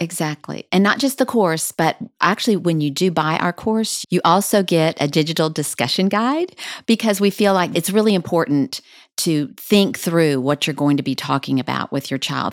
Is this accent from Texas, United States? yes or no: yes; El Paso, Texas, United States; now in Dallas, United States; I grew up in El Paso